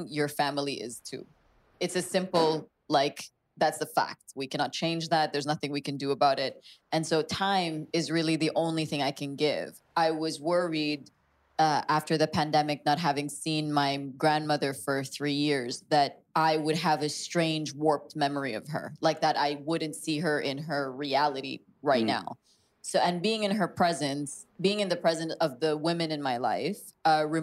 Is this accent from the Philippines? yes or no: yes; Philippines; now in Dubai, United Arab Emirates; who I am as a Filipino woman